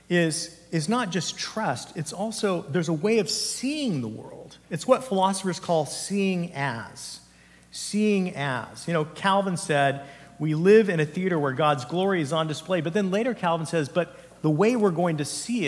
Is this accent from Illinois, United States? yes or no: no; Santa Cruz Mountains, California, United States; I grew up in the Santa Cruz Mountains area